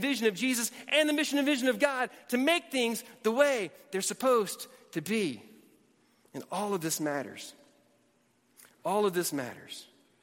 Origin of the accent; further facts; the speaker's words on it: Alabama, United States; also born or lived in Georgia / Atlanta, Georgia / Tennessee; now in Texas, United States; Born in Georgia, raised in Alabama, lived in Atlanta, lived in Tennessee